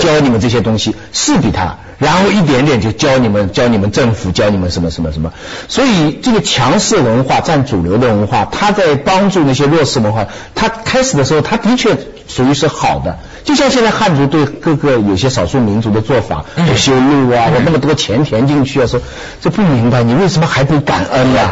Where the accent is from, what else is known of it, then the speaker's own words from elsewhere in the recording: China; 我们中国人